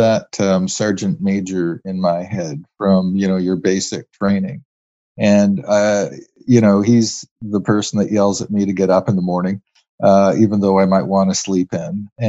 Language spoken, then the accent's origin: English; Canada; Being a Canadian, that is a really good thing. I think being a Canadian means, in three words, finding who you are.